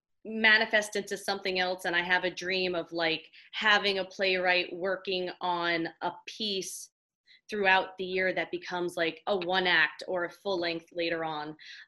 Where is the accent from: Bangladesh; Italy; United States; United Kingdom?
United States; New York City, New York; We are all from Staten Island